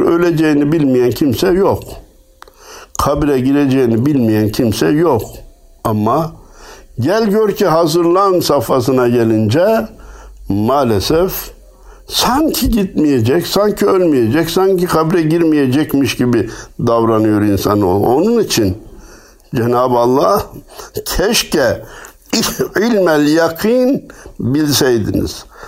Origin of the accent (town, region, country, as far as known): Turkey